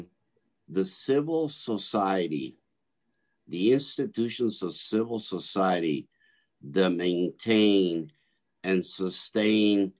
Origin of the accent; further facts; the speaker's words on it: South Florida, United States; also born or lived in Cuba; I grew up in South Florida